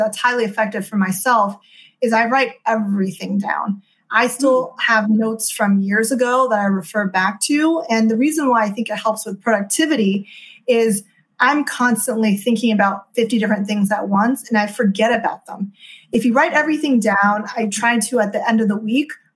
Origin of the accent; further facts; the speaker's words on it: Houston, Texas, United States; moved away as an adult; also born or lived in China / East Coast, United States; now in California, United States; I grew up in Houston, Texas